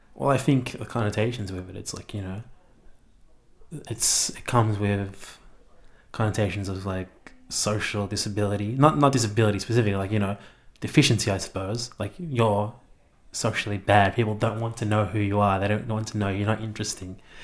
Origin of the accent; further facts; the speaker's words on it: Melbourne, Victoria, Australia; moved away as an adult; now in Canberra, Australia; I'm from Melbourne, I lived there all my life and I just moved to Canberra about three weeks ago.